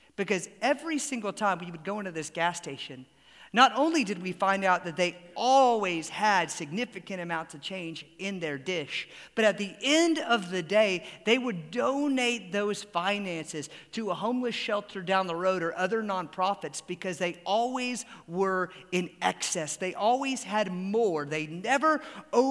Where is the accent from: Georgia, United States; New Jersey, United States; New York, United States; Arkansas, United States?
Georgia, United States; Atlanta; growing up in Atlanta